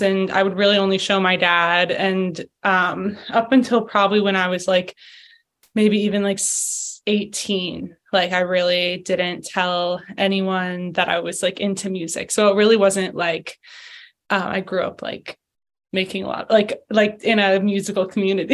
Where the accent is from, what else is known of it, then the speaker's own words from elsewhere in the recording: Philadelphia, Pennsylvania, United States; moved away as an adult; also born or lived in Boulder, Colorado; I loved growing up in Philadelphia